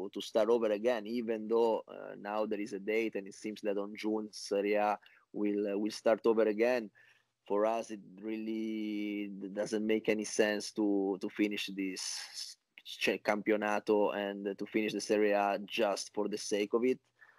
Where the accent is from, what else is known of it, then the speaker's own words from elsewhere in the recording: Genoa, Liguria, Italy; moved away as an adult; now in New York, United States; I was born in Genoa very long time ago, in 1984